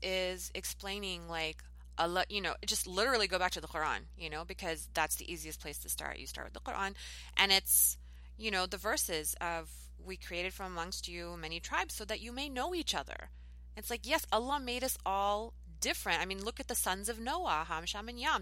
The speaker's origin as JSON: {"language": "English", "country": "United States", "said": "I'm an American"}